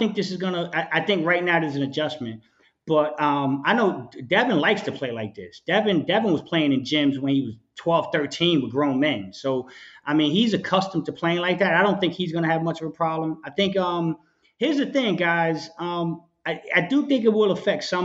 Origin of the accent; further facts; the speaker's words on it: New York, United States; I'm from New York